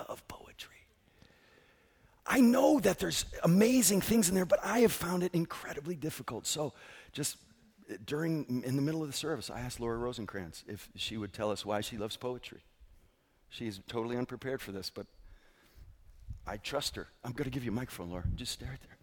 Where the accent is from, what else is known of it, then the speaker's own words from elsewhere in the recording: Northeast, United States; now in Southern California, United States; I come from the Northeast, and I grew up with mostly African Americans and Jewish people and Italians and Puerto Ricans